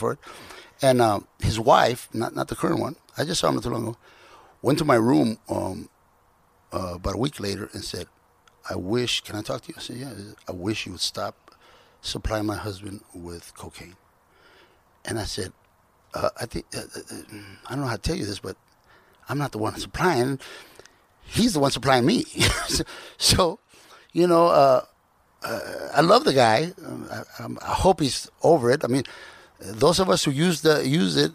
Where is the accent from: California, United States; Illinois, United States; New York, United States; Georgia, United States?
California, United States; Compton; I'm from Compton